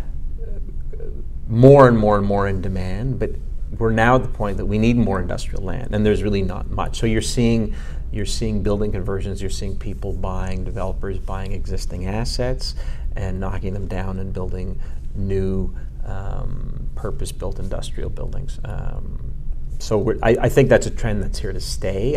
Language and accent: English; Montreal, Quebec, Canada; I'm a Montrealer, born and bred. I grew up. Uh, I grew up in Montreal.